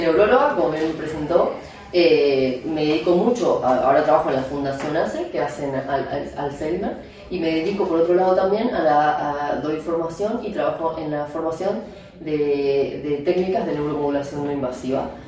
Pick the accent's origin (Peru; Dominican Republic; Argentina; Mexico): Argentina; moved away as an adult; also born or lived in Madrid, Spain; now in Barcelona, Spain; soy argentina, aunque llevo más de 7 años aquí en España